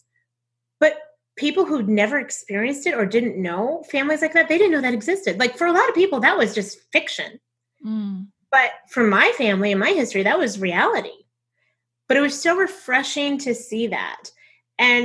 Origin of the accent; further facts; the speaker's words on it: the South, United States; accent: Southern; my Southern accent